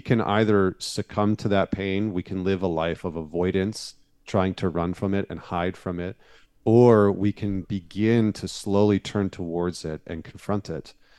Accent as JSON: {"language": "English", "region": "Northern Alberta", "country": "Canada", "tie": "born or raised there", "moved": "yes", "lives_now": "United States", "said": "I grew up in Northern Alberta"}